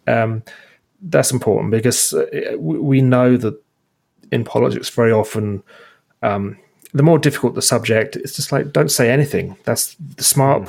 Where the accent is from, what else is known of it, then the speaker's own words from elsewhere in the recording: Burlington, Ontario, Canada; we're from Burlington